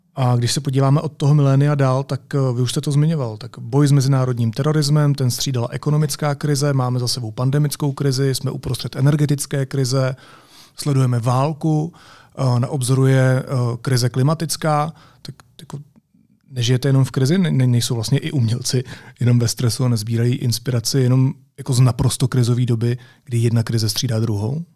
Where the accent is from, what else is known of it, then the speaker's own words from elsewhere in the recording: Czechia; my jako Češi